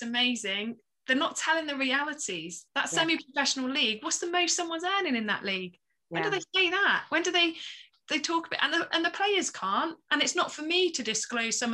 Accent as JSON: {"language": "English", "area": "the Southwest", "region": "South West England", "country": "United Kingdom", "said": "I'm from the Southwest."}